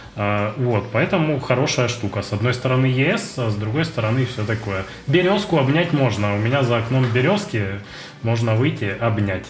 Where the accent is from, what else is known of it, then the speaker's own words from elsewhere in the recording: Russia; moved away as an adult; now in Lithuania; я из России, программист из Украины